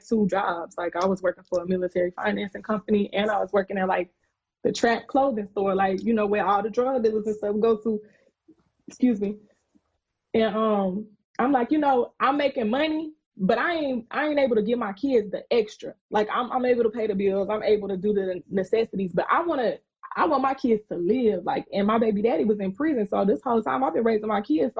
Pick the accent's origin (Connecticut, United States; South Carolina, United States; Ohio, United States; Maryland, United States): South Carolina, United States; I'm from South Carolina